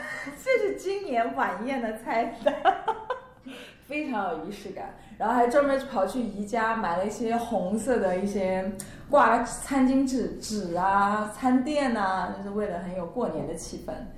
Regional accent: northern China, China; now in Shanghai, China; 因为我在北方嘛，家里供暖，不像上海。

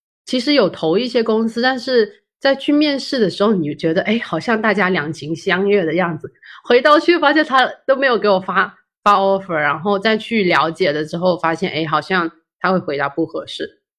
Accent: Shenzhen, Guangdong, China; moved away as an adult; now in Zhongshan, China; 从小在深圳长大，然后也在深圳读书，大学的时候也在广州。我后来大学毕业之后也回到深圳工作了，有四五年吧。

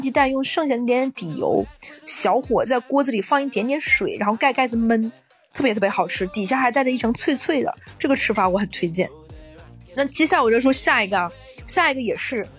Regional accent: Northeast China, China; moved away; 我的邻居听说我是个东北人，尤其是北方人

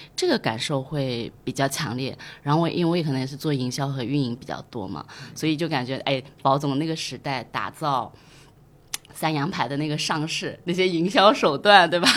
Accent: Taizhou, Zhejiang, China; 我九零年出生在台中嘛

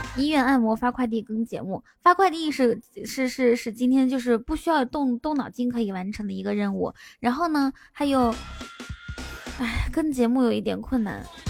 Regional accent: Inner Mongolia, China; 我是内蒙古的

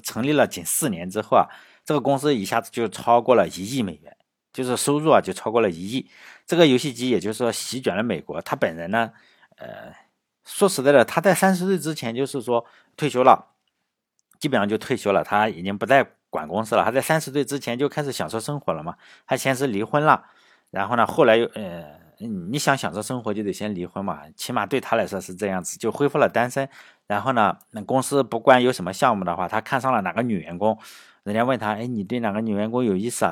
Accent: China; 我们中国人不是常说多一个朋友多一条路嘛。

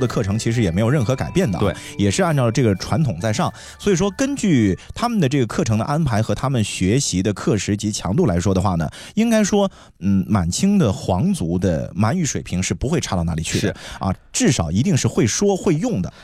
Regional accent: China; 我们中国人从小你在学习历史书的过程当中啊，是经常会涉及的

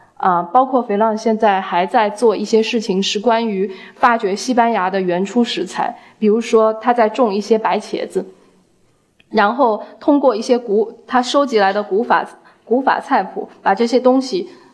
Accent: China; 我们中国人

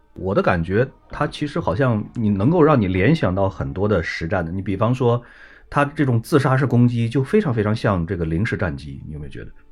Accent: China; 我们中国人的这种传统的这种观念

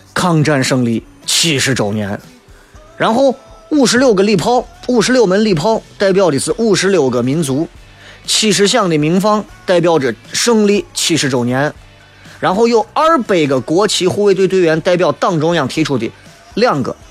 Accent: China; 作为一个中国人

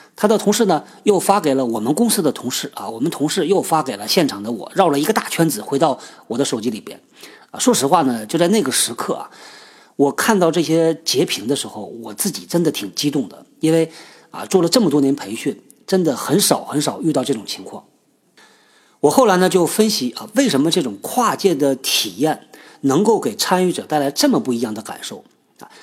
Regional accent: China; 我们中国人呢，就有这传统

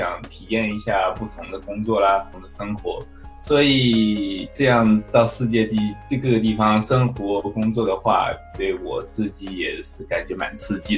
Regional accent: San Diego, California, United States; 大家好，呃，各位听众好，主持人好， … 呃，我来自呃。加州圣地亚哥，

